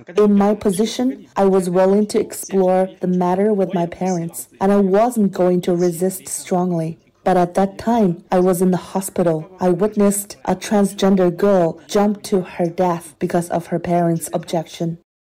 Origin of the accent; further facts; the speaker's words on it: Northeast China, China; I'm from Northeast China.